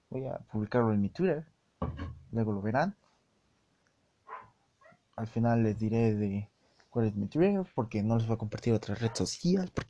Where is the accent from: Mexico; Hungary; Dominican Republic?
Mexico; Pero yo, como buen mexicano que soy, estoy arriesgando mucho en revelar nacionalidad, pero pues, como buen mexicano que soy